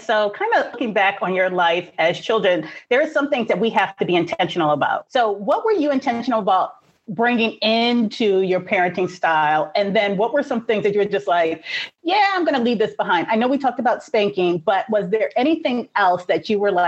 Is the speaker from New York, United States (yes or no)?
yes; New York City, New York, United States; I grew up in Brooklyn in the 80s